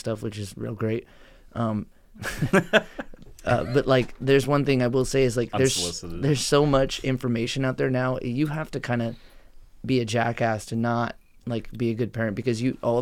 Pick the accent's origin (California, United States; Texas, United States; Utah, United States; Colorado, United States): California, United States; Fresno; also born or lived in Iowa; now in Canby, Oregon, United States; I grew up in Fresno, California